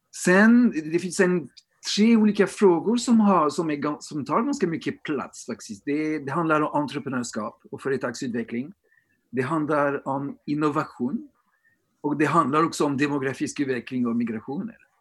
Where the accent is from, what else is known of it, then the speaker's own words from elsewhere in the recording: France; now in Sweden; I Storbritannien eller i Frankrike där jag kommer ifrån också